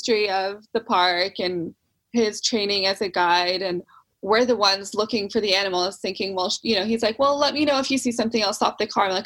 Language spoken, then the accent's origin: English; the Northwest, Pacific Northwest, United States; I'm from the Northwest in the US